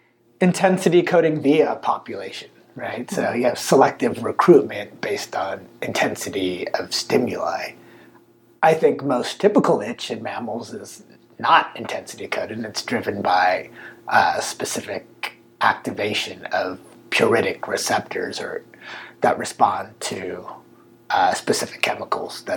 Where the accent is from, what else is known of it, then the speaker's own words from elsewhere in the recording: United States; I grew up in the States.